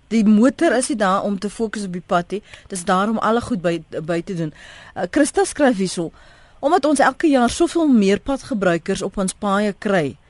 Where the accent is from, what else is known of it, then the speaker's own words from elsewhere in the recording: South Africa; ons as Suid-Afrikaners